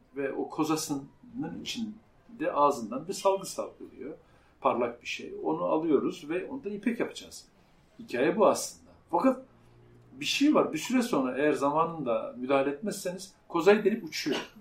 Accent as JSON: {"language": "Turkish", "region": "Central Anatolia", "country": "Turkey", "tie": "born or raised there", "said": "Orta Anadolu bir köyünde doğdum. Ee, küçük bir kasabada, köy demeyelim"}